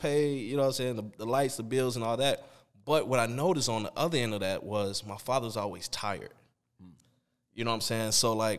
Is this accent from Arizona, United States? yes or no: no; Chicago, Illinois, United States; I mean, we're from Chicago.